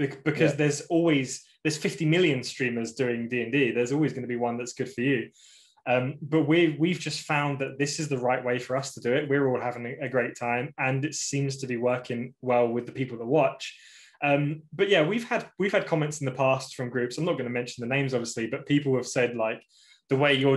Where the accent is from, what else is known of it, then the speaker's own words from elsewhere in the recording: about 2 hours from Milton Keynes, England, United Kingdom; about 2 hours away from where I live